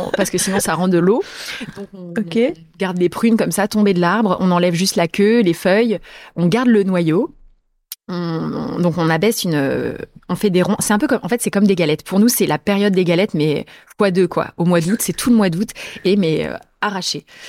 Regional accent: Sarthe, Pays de la Loire, France; also born or lived in Angers, Anjou; now in Paris, France; je suis née dans la Sarthe

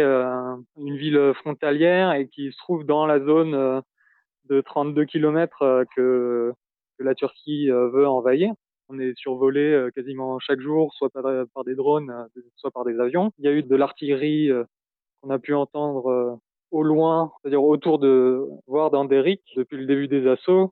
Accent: France; moved away as an adult; now in Syria; Je suis français

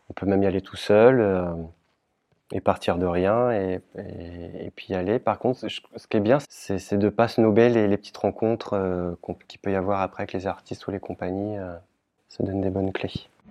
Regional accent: Caen, Normandy, France; chez nous à Caen

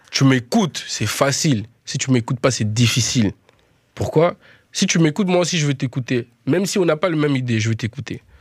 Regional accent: Netherlands; French is a second language; now in France; Je viens de Hollande jusqu'ici, les gars, pour faire la musique.

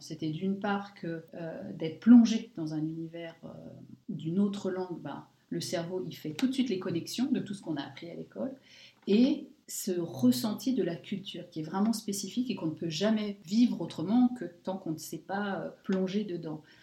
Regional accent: France; moved away as an adult; now in Luxembourg; Nous, en tant que Français, on suivait beaucoup nos enfants à l'école

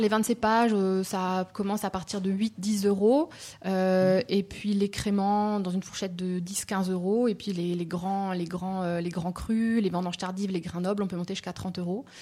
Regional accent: Alsace, Grand Est, France; moved away as an adult; je suis alsacienne de base

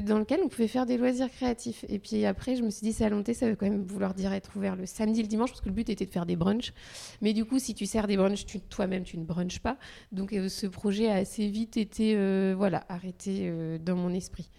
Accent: Loir-et-Cher, Centre-Val de Loire, France; moved away as an adult; also born or lived in Paris; now in Nantes, France; je suis née dans le Loir-et-Cher. Et donc, j'ai grandi là

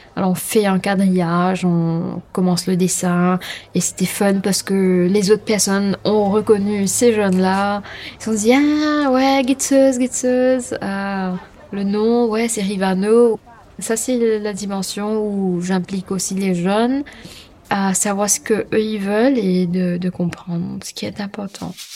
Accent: Mauritius; je suis mauricienne, hein, je suis créole

